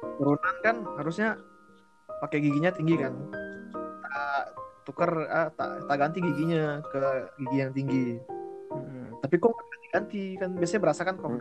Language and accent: Indonesian; Bangka Belitung Islands, Indonesia; waktu SMP kan aku di Belitung